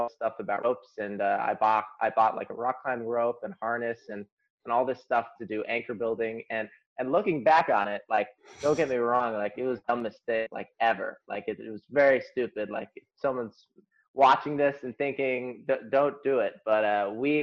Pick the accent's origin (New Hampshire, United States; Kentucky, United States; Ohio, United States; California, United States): Ohio, United States; Cincinnati; I'm from Cincinnati, Ohio. Grew up there